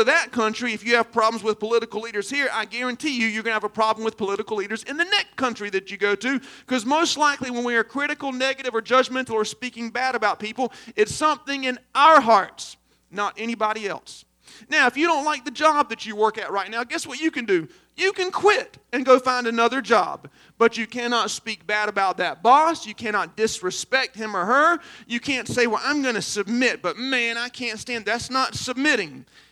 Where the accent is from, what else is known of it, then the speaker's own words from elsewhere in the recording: Aynor, South Carolina, United States; I'm from Aner